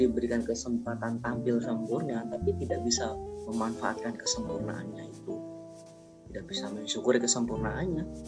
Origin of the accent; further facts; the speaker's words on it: Banyuwangi, East Java, Indonesia; Aku lahir di Banyuwangi eh, di Desa Benengantor tahun 1992.